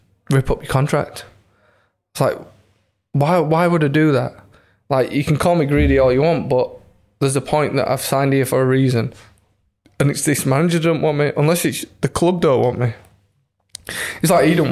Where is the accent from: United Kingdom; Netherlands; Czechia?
United Kingdom; Leeds, Yorkshire and the Humber; it's my hometown club